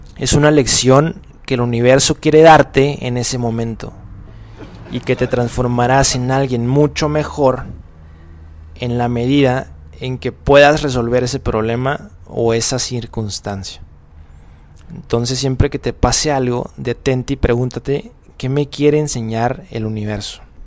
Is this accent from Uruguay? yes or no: no; Mexico; moved away; soy mexicano, pobre de mí, eh, estoy en otro país